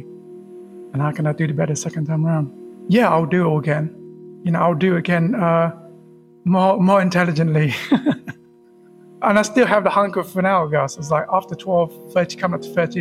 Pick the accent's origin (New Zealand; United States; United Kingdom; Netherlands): United Kingdom; London; English is a second language; also born or lived in tropical island (birthplace, unnamed); most of my life so far, I grew up in UK